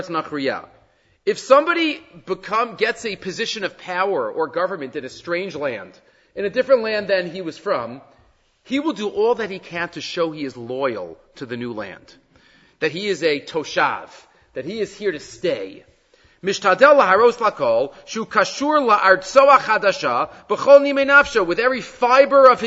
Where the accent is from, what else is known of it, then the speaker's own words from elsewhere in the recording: United States; moved away as an adult; also born or lived in Jerusalem; I was born in Yerushalayim, so I'm nothing generation in America. I lived in America for a couple of decades, the first few decades